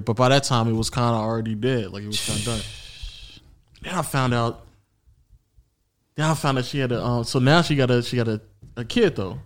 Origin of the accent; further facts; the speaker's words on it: the South, United States; accent: southern; sometimes my southern accent comes out